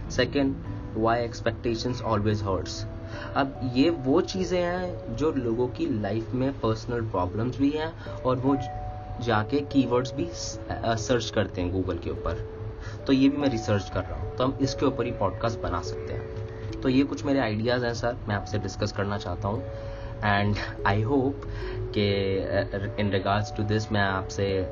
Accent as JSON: {"language": "Hindi", "region": "Delhi", "country": "India", "moved": "yes", "lives_now": "Mumbai, India", "said": "originally मैं दिल्ली से हूँ लेकिन कुछ सालों से मैं बॉम्बे में हूँ"}